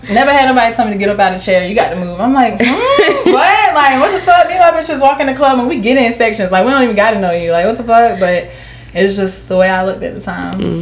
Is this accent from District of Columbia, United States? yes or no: no; Jacksonville, Florida, United States; also born or lived in Atlanta / Las Vegas; I'm from Jacksonville. I've lived. I've lived in Atlanta. I've lived in Vegas.